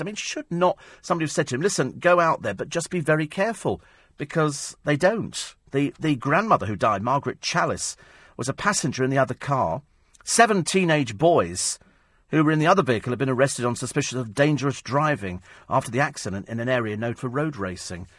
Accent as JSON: {"language": "English", "country": "United Kingdom", "said": "We're British"}